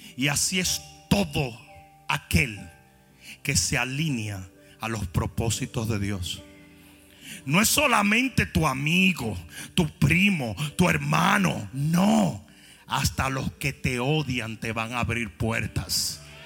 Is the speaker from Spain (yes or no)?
no; Dominican Republic; moved away